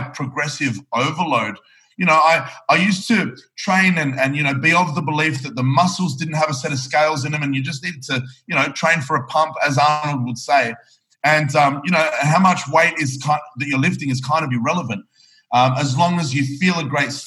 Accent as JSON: {"language": "English", "country": "Australia", "said": "I am from Australia"}